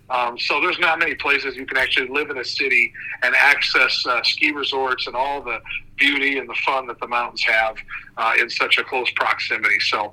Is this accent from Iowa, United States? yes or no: yes; Iowa, United States; also born or lived in Minnesota / Wisconsin / Ohio; I lived for years in Northeast Ohio. I grew up in Iowa and Minnesota and Wisconsin